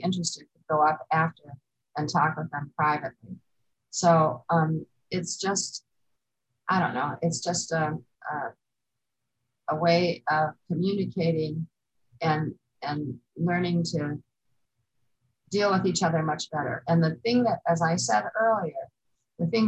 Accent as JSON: {"language": "English", "town": "Chicago", "region": "Illinois", "country": "United States", "tie": "born or raised there", "said": "I grew up on the northwest side of Chicago in Jefferson Park and Norwood Park."}